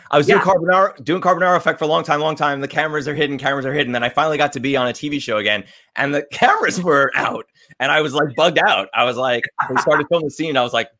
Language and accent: English; Long Island, New York, United States; accent: New York; like Chris Angel, from Long Island, magician, rock star. And I, as soon as I came to LA and with my little NYU accent, everybody wanted me to play like the New York Jersey Shore.